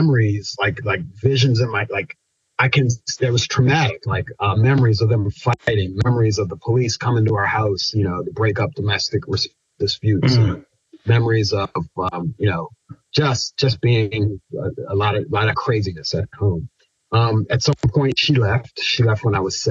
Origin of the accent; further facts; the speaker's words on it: Pasadena, Maryland, United States; also born or lived in Annapolis, Maryland; I grew up in Anne Arundel County, Maryland